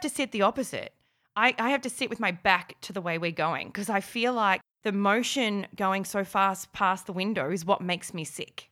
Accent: Melbourne, Victoria, Australia; we're from Melbourne

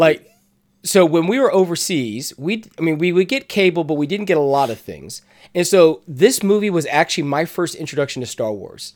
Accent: the South, United States; we're from the South

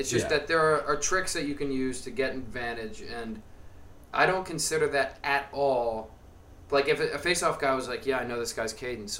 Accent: Long Island, New York, United States; moved away; my home house where I grew up on Long Island

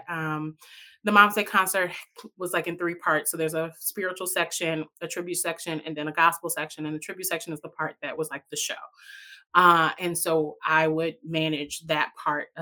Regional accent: Chicago, Illinois, United States; moved away as an adult; also born or lived in Champaign-Urbana, Illinois; now in Providence, United States; I come from Chicago, Illinois. I just moved here to Providence, Rhode Island in August

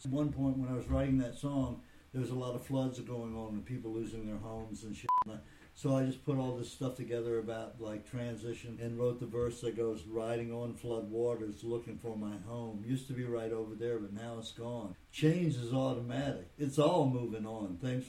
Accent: Virginia, United States; born there; That I was born in Virginia and raised in.

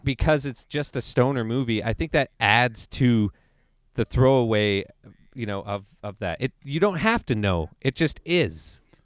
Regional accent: Canada; I'm Canadian

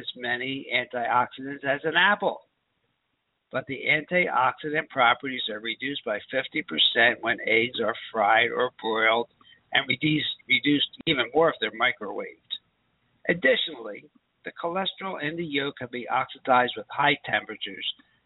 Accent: Philadelphia, Pennsylvania, United States; when I was raised in Philadelphia

